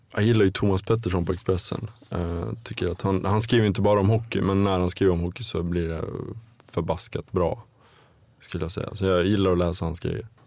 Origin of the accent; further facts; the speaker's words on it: between Ludvika and Smedjebacken, Dalarna County, Sweden; moved away as an adult; det är nog mellan Ludvika och Smedjebacken i Dalarna där jag är uppvuxen. Det räknar jag for, fortfarande som hem trots att jag inte bott där egentligen på närmare 20 år.